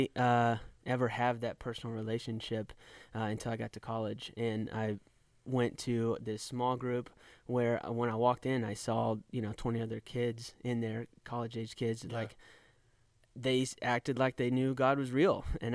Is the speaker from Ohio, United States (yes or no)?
no; East Texas, United States; now in Indianapolis, United States; I am from East Texas